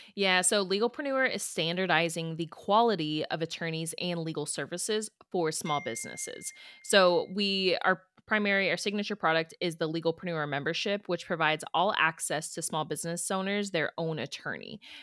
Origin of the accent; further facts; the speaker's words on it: Houston, Texas, United States; moved away as an adult; also born or lived in Pikeville, Kentucky; so I'm from Houston, and then I go to Pikeville, Kentucky